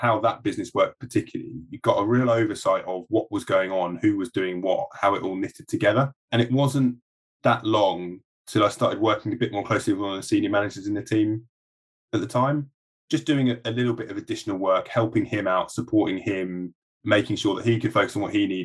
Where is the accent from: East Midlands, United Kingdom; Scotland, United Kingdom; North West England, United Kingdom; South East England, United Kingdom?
South East England, United Kingdom; Surrey; also born or lived in Sheffield / London; I grew up in Surrey, so I didn't live far from London.